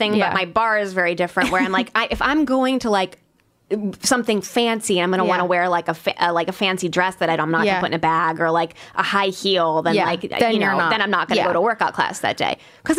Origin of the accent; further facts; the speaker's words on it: Midwest, United States; moved away; also born or lived in East Coast; I grew up saying in the Midwest where you say tennis shoes, and that's not acceptable on the East Coast.